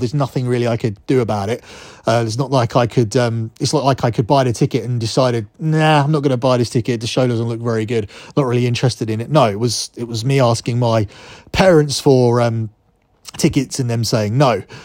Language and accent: English; England, United Kingdom; as I am English